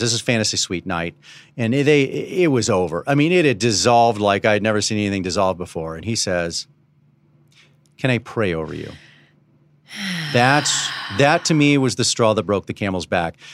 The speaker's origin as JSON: {"language": "English", "town": "Dallas", "region": "Texas", "country": "United States", "tie": "born or raised there", "said": "I was born around this. I was born around Southern Baptist when I was growing up in Dallas"}